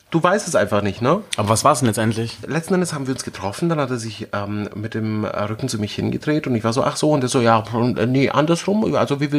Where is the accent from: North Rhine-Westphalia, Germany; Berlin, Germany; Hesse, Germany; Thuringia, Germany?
Berlin, Germany; ähm, ich komme aus Berlin, also es gibt hier nichts, was ich nicht wirklich gesehen habe irgendwie.